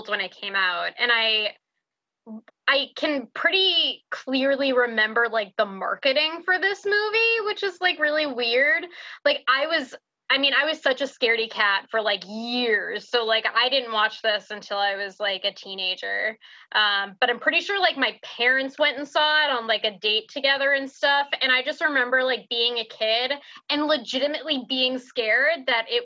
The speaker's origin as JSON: {"language": "English", "region": "New England", "country": "United States", "tie": "born or raised there", "said": "growing up in New England with like, we even had woods behind my house."}